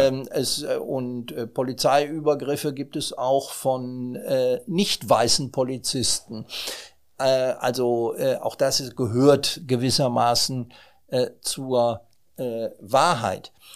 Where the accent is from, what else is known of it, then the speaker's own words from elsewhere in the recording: Germany; wir sind als Europäer und als Deutsche